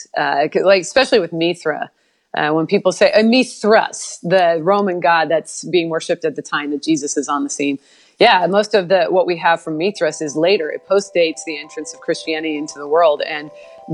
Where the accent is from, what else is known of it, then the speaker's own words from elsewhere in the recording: Portland, Oregon, United States; now in Texas, United States; I'm from Portland, Oregon, and I was not raised in church. So if you know anything about the culture in Portland, Oregon, it's very different from where I live now, especially religiously, because I live in Texas